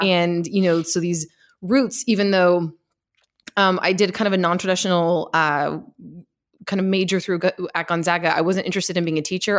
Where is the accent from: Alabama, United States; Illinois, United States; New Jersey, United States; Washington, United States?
Washington, United States; Seattle; I grew up in Seattle, Washington, uh, and I my parents still live there. I grew up near downtown Seattle